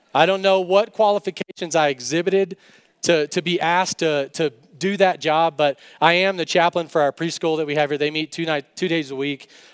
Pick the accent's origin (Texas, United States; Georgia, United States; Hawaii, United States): Texas, United States; West; I grew up in West Texas.